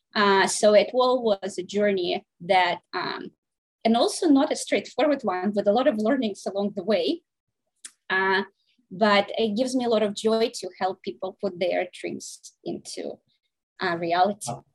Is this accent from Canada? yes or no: no; Saint Petersburg, Russia; now in United States; I was born in St. Petersburg, Russia. I came here um, in 1996